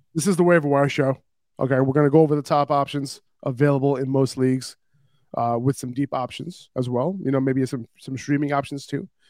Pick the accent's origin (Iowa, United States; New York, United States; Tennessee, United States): New York, United States; New York City; I'm from New York City, and obviously I feel safe in New York 'cause it's my home city